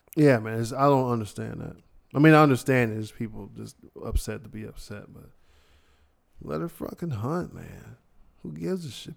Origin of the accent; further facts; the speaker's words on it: Ohio, United States; I'm from Ohio